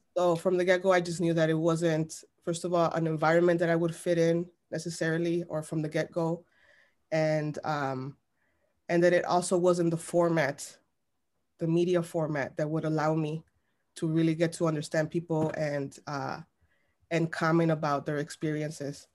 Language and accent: English; Chicago, Illinois, United States; I was born and raised in Little Village